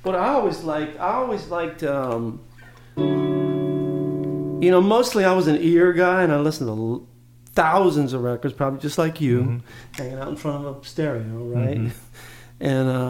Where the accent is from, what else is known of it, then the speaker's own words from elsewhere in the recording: Santa Monica, California, United States; It's odd for a Southern California guy. I grew up in Santa Monica.